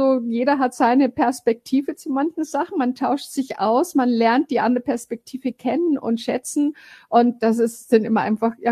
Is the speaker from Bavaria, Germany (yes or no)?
yes; Bavaria, Germany; now in Frankfurt, Germany; oder ich bin aufgewachsen in am Chiemsee und bin halt irgendwann mal in die Welt hinausgezogen, aber hauptsächlich in Deutschland gewesen und ja die Base ist in Frankfurt